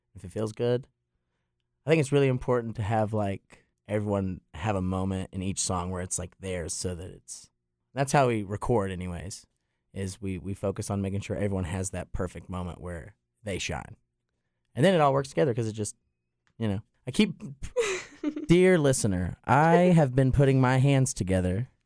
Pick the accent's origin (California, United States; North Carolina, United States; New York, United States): North Carolina, United States; Plumtree; now in Boone, United States; I grew up an hour away in Plum Tree, deep in the holler.